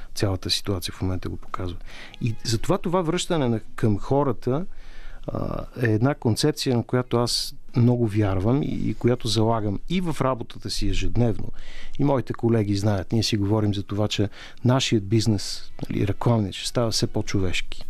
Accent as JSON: {"language": "Bulgarian", "country": "Bulgaria", "said": "като българи"}